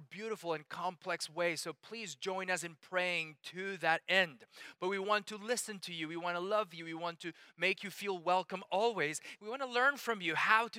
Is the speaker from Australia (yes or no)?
no; Colombia; now in United States; as I was getting ready to come from Colombia to the States